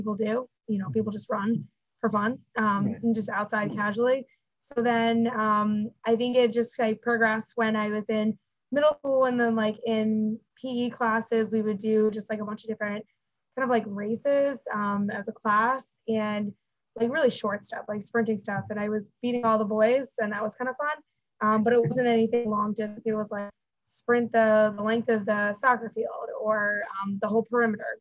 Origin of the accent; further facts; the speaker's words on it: near Rutgers University, central New Jersey, United States; I actually grew up in New Jersey